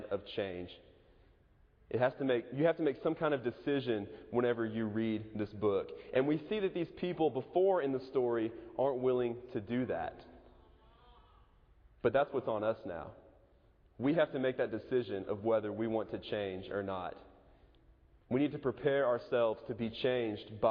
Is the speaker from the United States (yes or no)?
yes; Edmond, Oklahoma, United States; moved away; Moore's about 30 minutes away from my hometown, Edmond